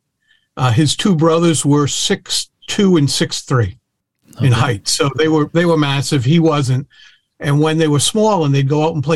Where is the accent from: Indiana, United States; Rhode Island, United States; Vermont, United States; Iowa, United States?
Rhode Island, United States; Providence; I was born in Providence, Rhode Island